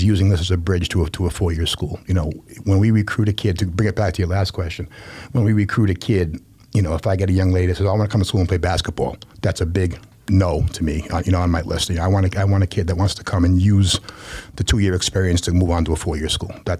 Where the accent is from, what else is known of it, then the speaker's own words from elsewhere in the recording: Rhode Island, United States; I'm from Rhode Island, so it's a small state